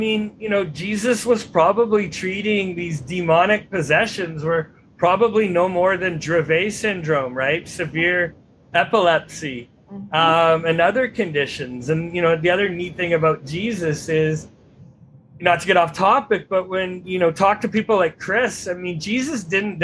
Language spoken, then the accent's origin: English; Vancouver, British Columbia, Canada; also born or lived in Texas; I grew up and I'm from the Pacific Northwest, despite living in a few years in Texas